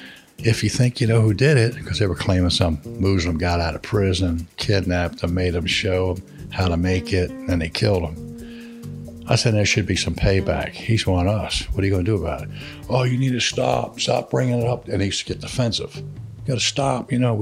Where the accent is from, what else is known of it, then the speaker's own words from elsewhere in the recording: Philadelphia, Pennsylvania, United States; damn, Mississippi, I'm from Philadelphia.